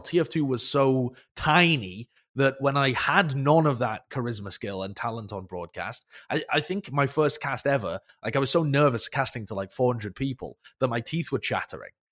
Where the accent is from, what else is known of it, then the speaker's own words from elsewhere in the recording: United Kingdom; I'm British